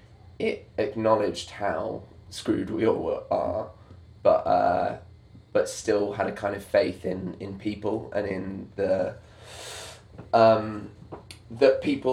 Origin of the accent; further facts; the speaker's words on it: Manchester, North West England, United Kingdom; In Manchester.